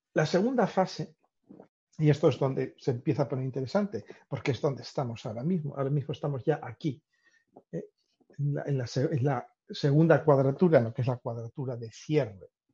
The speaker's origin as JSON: {"language": "Spanish", "country": "Spain", "said": "en mi pueblo pasa una antigua vía romana"}